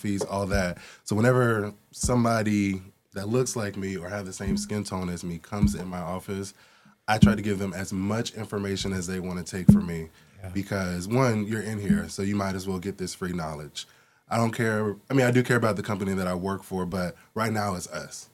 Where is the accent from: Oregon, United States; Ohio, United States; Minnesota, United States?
Oregon, United States; Portland; moved away; also born or lived in East Coast; growing up in Portland, Oregon